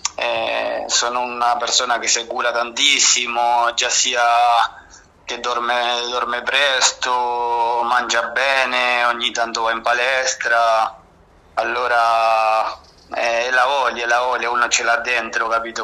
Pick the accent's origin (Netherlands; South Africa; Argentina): Argentina; Buenos Aires; Italian is a second language; moved away as an adult; also born or lived in Avezzano / Bari / Sardinia; now in Rome, Italy; io sono nato a Buenos Aires, Argentina, al quartiere della Boca, proprio a 300 metri dalla Pomponera